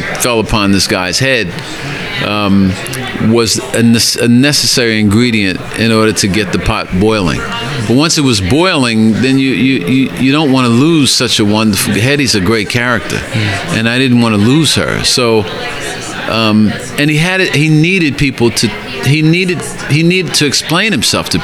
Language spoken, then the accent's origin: English; New York, United States; my own upbringing in New York